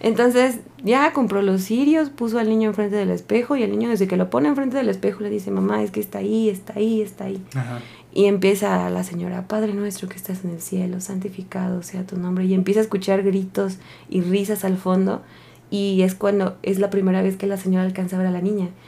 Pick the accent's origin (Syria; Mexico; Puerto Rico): Mexico; Taxco, Guerrero; yo soy de Tasco Guerrero